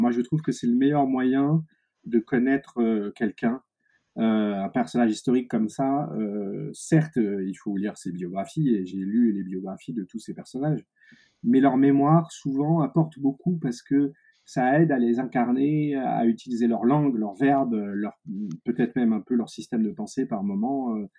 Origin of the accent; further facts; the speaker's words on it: Paris, Île-de-France, France; ma terre natale qui est Paris